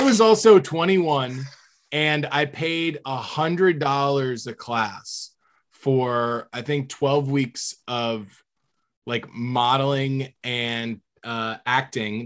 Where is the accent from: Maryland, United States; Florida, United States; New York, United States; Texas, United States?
Florida, United States; growing up in Florida